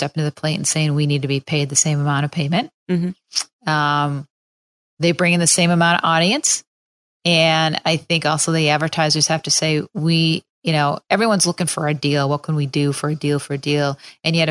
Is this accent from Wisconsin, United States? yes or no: no; Minneapolis, Minnesota, United States; now in Chicago, United States; I have a lot of people that are still back in Minneapolis